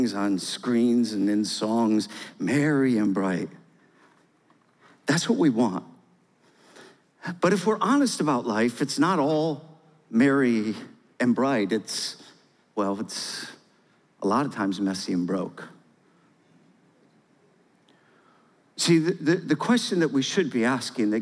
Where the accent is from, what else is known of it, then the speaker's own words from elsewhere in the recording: Michigan, United States; moved away as an adult; now in Georgia, United States; I'm from Michigan, born and raised